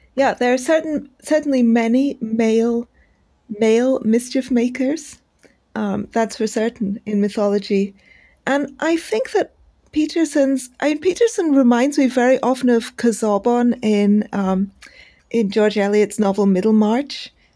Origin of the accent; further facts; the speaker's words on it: India; as an Indian